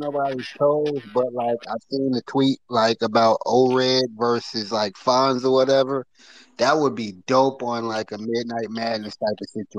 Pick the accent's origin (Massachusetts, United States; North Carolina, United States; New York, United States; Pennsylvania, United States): North Carolina, United States; I'm from North Carolina